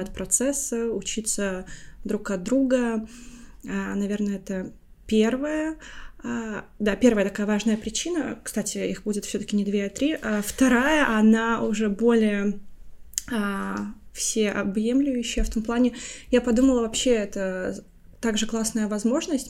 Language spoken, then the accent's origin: Russian; Latvia; now in London, United Kingdom; я родилась и выросла в Латвии, уже 11 лет также живу в Лондоне